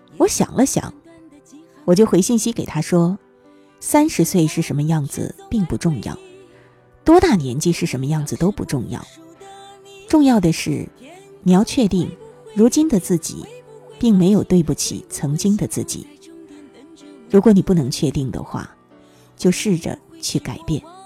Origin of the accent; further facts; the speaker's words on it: Northeast China, China; 我也是东北人